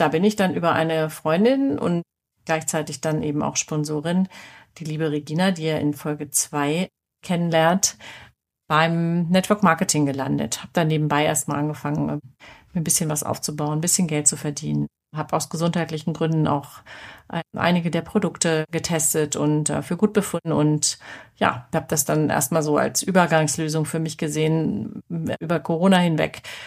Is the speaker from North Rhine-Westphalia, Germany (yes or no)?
no; Hanover, Lower Saxony, Germany; also born or lived in Nuremberg; now in Munich, Germany; Ich komme aus Hannover